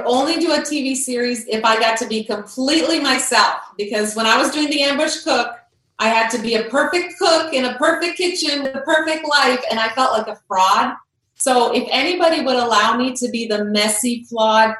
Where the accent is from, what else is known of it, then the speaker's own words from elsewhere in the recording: Croatia; I grew up in Croatia, and I was there when the war started in the early 90s.